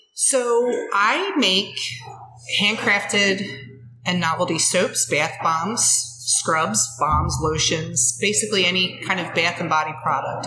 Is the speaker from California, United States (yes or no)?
no; Ridley Township, Pennsylvania, United States; I grew up here. I grew up in Ridley Township. I live in Ridley Park